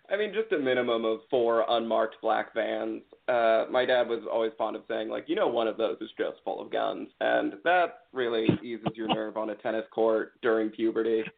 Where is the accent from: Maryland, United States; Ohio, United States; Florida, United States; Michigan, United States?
Maryland, United States; Potomac; also born or lived in New York; born and raised in Potomac, Maryland